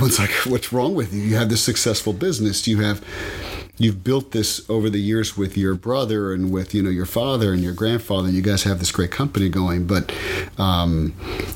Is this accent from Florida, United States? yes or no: yes; Miami, Florida, United States; Born and raised in Miami. Whole family's from here. Brought up in a Cuban house